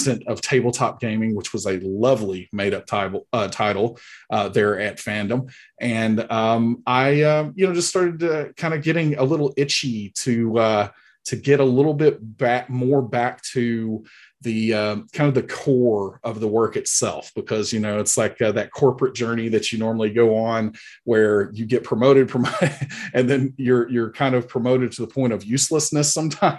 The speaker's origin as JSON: {"language": "English", "town": "Huntsville", "region": "Alabama", "country": "United States", "accent": "Alabama", "said": "I am from Huntsville, Alabama. This is a very authentic Alabama accent going on right here."}